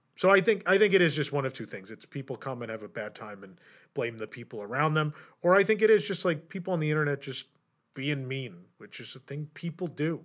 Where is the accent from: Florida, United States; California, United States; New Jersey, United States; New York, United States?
New York, United States; as a New Yorker